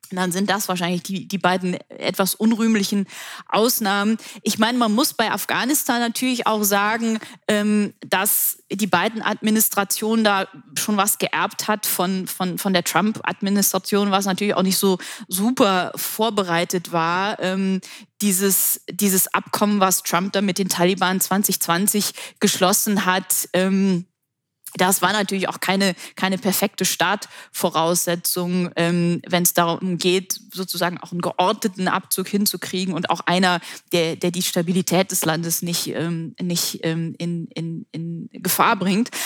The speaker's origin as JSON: {"language": "German", "country": "Germany", "said": "für uns als Deutsche und als Europäer"}